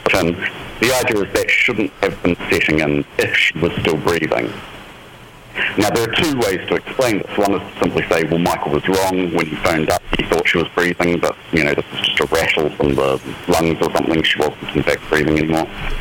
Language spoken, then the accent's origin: English; New Zealand; I'm from New Zealand